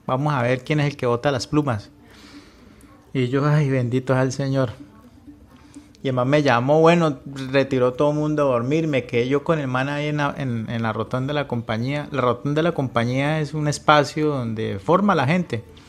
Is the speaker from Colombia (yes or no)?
yes; Cúcuta, Norte de Santander, Colombia; also born or lived in Medellín; yo soy de Cúcuta, ya dejé de vivir en Medellín, me tocó devolverme pues por acá